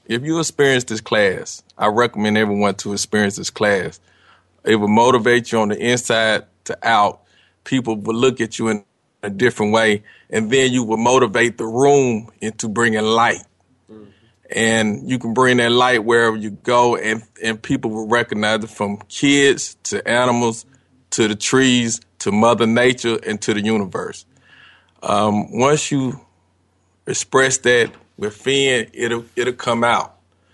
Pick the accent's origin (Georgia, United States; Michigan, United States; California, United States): Georgia, United States; Atlanta; I'm from Atlanta, Georgia.